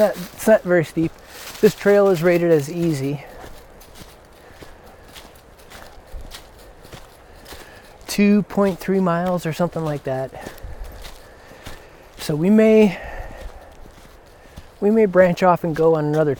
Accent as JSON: {"language": "English", "town": "Chicago", "region": "Illinois", "country": "United States", "moved": "yes", "lives_now": "Georgia, United States", "said": "I'm from Chicago"}